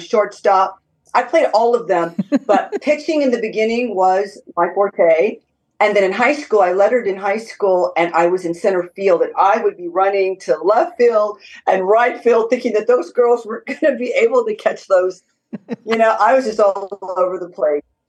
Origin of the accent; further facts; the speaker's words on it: Southern California, United States; moved away as an adult; now in Tennessee, United States; I'm born and raised in California.